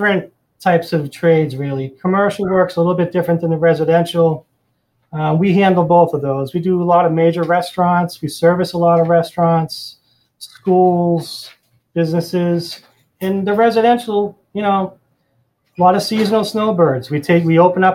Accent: Boston, Massachusetts, United States; moved away as an adult; now in Florida, United States; I'm originally from the Boston area, and I worked up there for many, many years

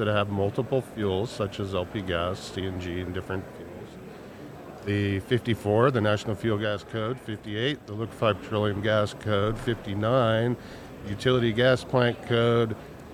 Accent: Colorado, United States; also born or lived in California; now in Washoe Valley, United States; I'm from Colorado originally, but I landed here after a brief sentence in California

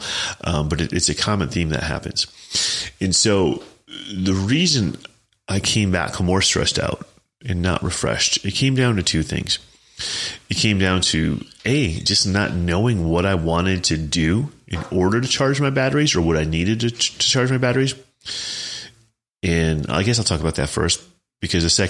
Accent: Chicago, Illinois, United States; also born or lived in Champaign, Illinois / Cape Girardeau, Missouri; I'm from the Chicago suburbs

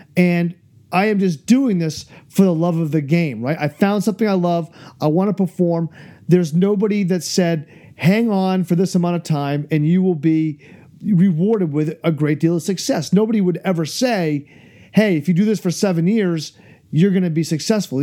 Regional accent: New Hampshire, United States; my home state of New Hampshire

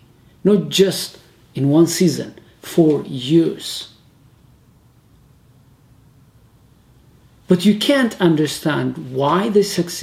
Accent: Ethiopia; I'm from Ethiopia

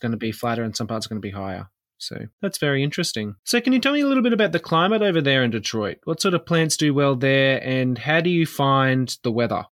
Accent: Queensland, Australia; growing up in Queensland

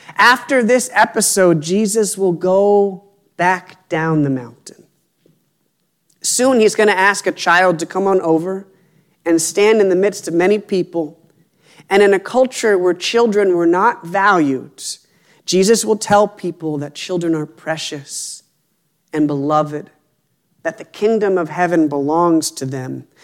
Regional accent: Appalachia, United States; I grew up near the Appalachian Trail

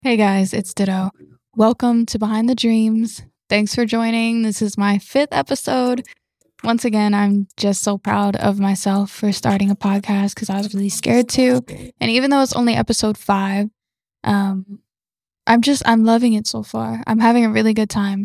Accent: Georgia, United States; also born or lived in Florida; We relocated to Georgia

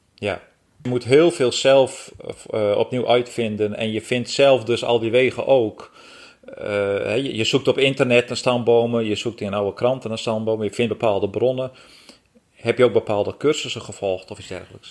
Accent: Friesland, Netherlands; Geboortejaar 1971, geboren in Friesland

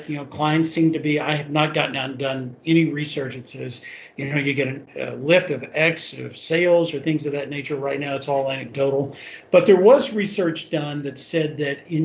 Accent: Kentucky, United States; Kentucky, which is my home state

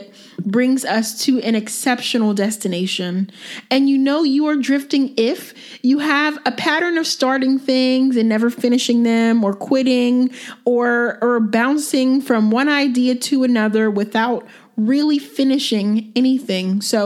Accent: Myrtle Beach, South Carolina, United States; also born or lived in Pennsylvania; I'm actually originally from Myrtle Beach, South Carolina. Well, that's where I grew up. I was born in Pennsylvania, but I spent half of my life in Myrtle Beach

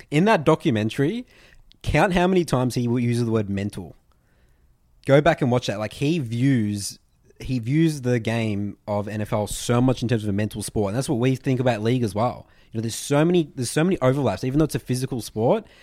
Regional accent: Australia; we're Australian. We never knew about N F L growing up

